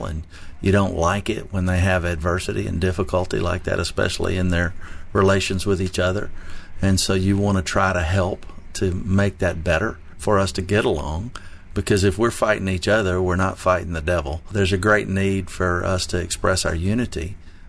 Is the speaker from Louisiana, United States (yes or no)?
yes; New Orleans, Louisiana, United States; also born or lived in Texas; now in Tennessee, United States; I was born in Texas and raised in New Orleans, Louisiana